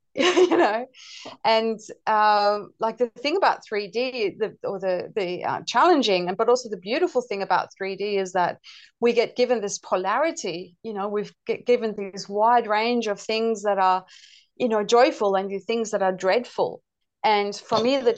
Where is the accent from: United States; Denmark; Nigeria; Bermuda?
Denmark; also born or lived in United Kingdom; now in Australia; So I'm originally from Denmark and I lived in various European countries, including the UK. But I've lived in Australia since 97.